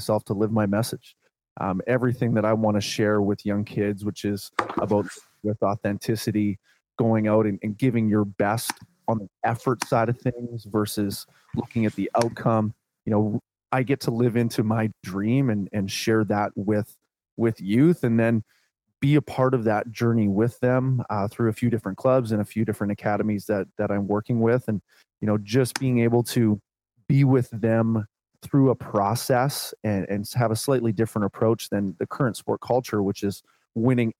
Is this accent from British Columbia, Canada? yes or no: yes; Vancouver Island, British Columbia, Canada; Born and raised on Vancouver Island on the west coast of Canada.